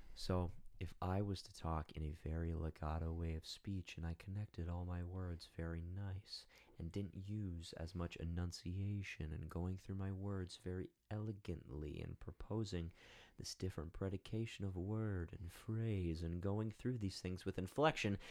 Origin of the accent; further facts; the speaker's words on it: United States; accent: American; our, I don't wanna say ugly, but ugly American accent